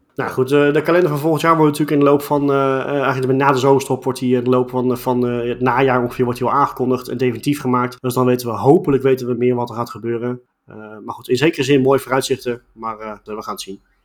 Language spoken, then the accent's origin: Dutch; Netherlands; ons als Nederlanders